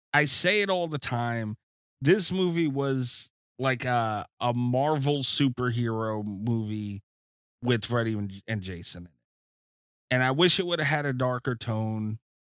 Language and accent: English; New York, United States; I'm from New York